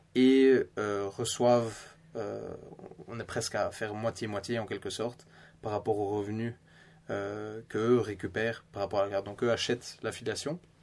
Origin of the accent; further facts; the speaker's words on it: Belgium; accent: Belgian; moved away as an adult; now in Stockholm, Sweden; j'ai grandi bien sûr en, Belgique avec de la famille suédoise